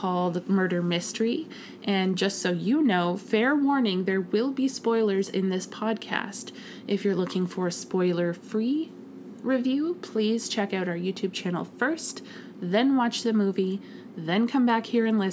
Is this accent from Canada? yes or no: yes; Canada